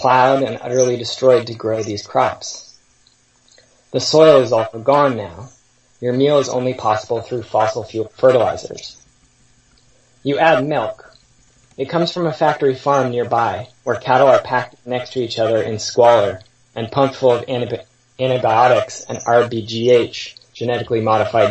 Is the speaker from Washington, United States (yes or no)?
yes; Seattle, Washington, United States; I grew up in Seattle in the post-WTO era